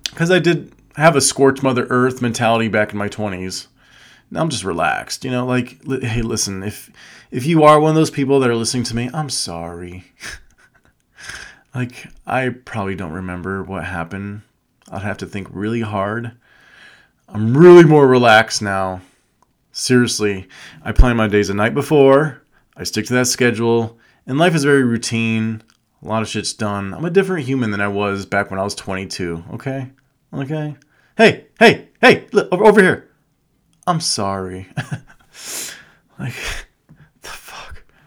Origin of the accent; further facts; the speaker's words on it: Las Vegas, Nevada, United States; I was born and raised in Vegas.